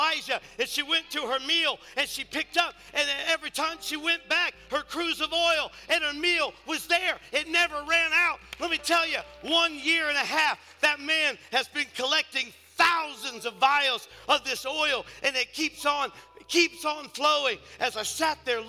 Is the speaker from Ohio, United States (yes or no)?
yes; north of Cincinnati, Ohio, United States; I'm from up north of Cincinnati.